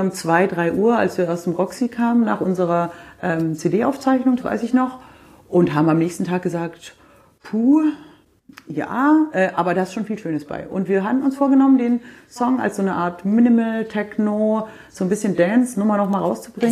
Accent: the South, Southern Germany, Germany; bei uns im Süden

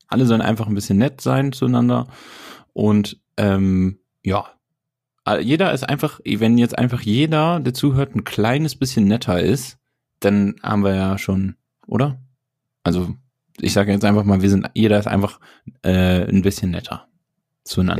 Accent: Germany; als Deutscher

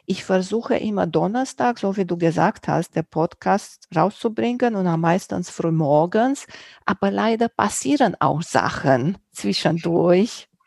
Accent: Romania; first language Romanian; German is a second language; Auch nicht in meiner Muttersprache, in Rumänisch.

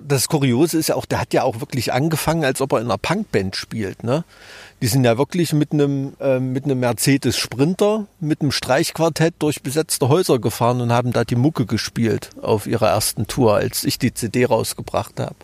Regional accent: Thuringia, Germany; accent: Thüringer Dialekt; mit meinem Thüringer Dialekt

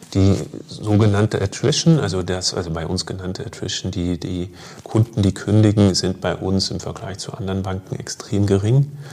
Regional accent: Germany; moved away; ich komme ursprünglich aus Deutschland, ähm, habe dort auch noch meine Familie

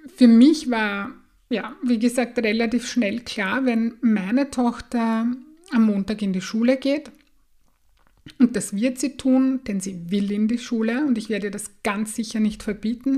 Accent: Austria; bei uns in Österreich

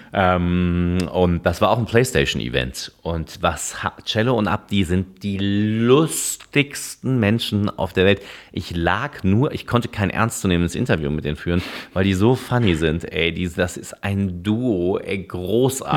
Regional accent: Cologne, North Rhine-Westphalia, Germany; bin ich natürlich Kölner

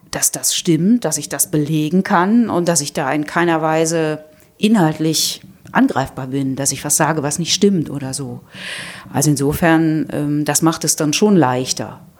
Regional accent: Rhineland, Germany; sonst könnte ich es echt als Rheinländerin nicht aushalten.

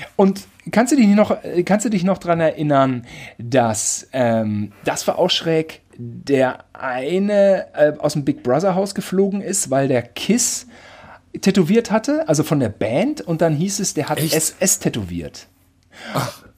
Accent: Germany; ich bin Deutscher

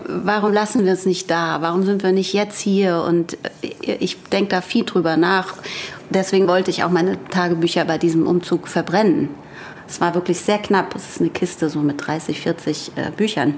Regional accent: Frankfurt am Main, Hesse, Germany; accent: Hessian; moved away as an adult; now in Hamburg, Germany; ich komme ursprünglich aus Frankfurt am Main

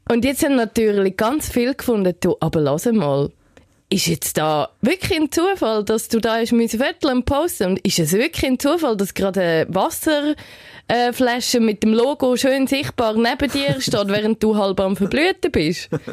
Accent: Switzerland; bei uns in der Schweiz

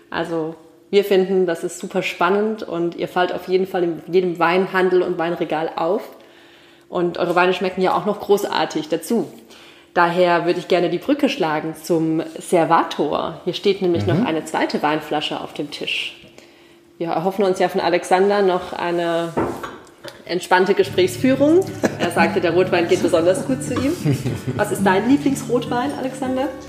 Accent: Rhineland-Palatinate, Germany; aus meiner Pfalzjugend

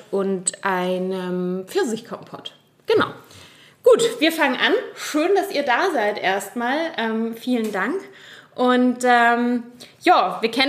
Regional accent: Munich, Bavaria, Germany; weil ich komme ja aus München ursprünglich, das heißt, bin sehr mit Bier aufgewachsen

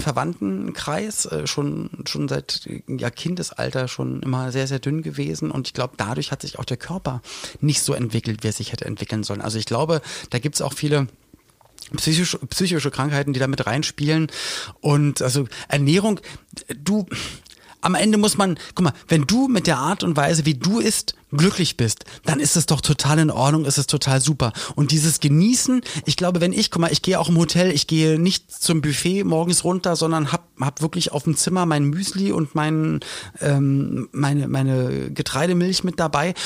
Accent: Germany

